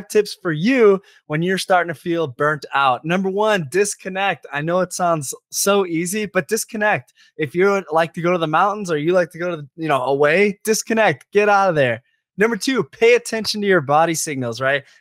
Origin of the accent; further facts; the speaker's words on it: Chicago, Illinois, United States; moved away; also born or lived in Minnesota; I grew up in Chicago. I lived in Minnesota